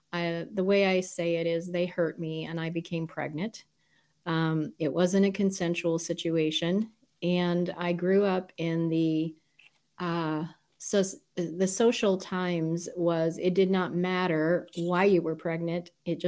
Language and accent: English; Southern United States, United States; When you move about every 2 years of your childhood, you don't really know where you're from. But majority of it, I grew up in southern states. So I say I'm a southern girl.